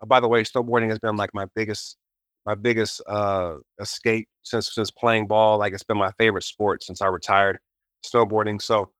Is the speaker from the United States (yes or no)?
yes; United States; Especially as an American, we have the most COVID cases right now.